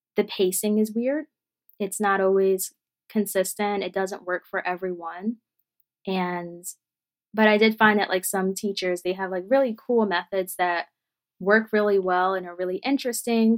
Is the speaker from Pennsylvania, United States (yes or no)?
yes; Philadelphia, Pennsylvania, United States; I was born and raised here in Philadelphia and the surrounding suburbs